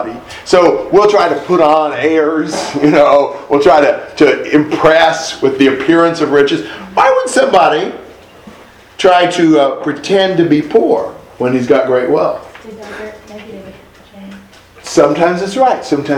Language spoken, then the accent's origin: English; United States; I'm an American.